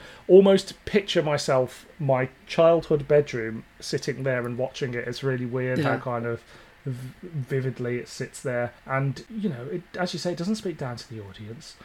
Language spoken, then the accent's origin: English; Birmingham, West Midlands, United Kingdom; I grew up in Birmingham